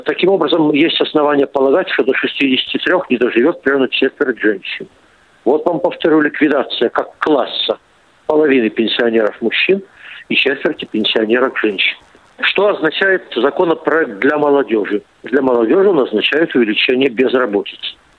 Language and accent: Russian; Omsk, Omsk Oblast, Russia; в моем родном городе Омске